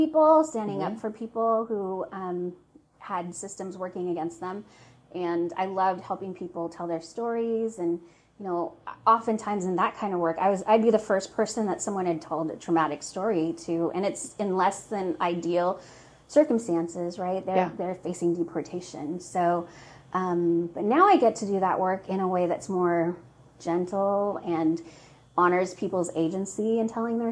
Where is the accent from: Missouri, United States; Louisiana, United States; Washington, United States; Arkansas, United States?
Washington, United States; Seattle; I'm from Seattle